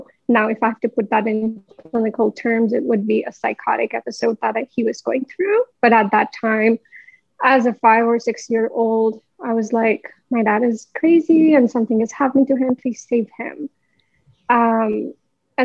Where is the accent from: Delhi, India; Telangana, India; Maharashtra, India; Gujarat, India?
Delhi, India; moved away as an adult; now in Canada; I come from India. I was born and raised in Delhi. And in 2014, I came to Canada